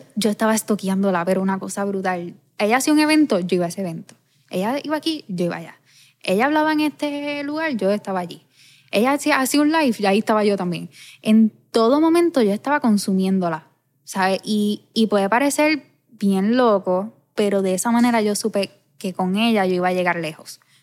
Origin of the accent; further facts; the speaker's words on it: Ponce, Puerto Rico; yo vivo enamorada de mi pueblo